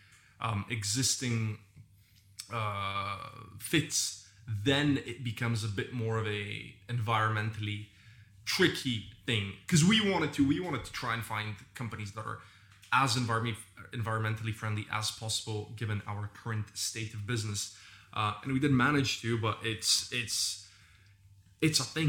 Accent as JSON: {"language": "English", "country": "Bulgaria", "tie": "born or raised there", "moved": "yes", "said": "my home country, Bulgaria, and the circles that I grew up"}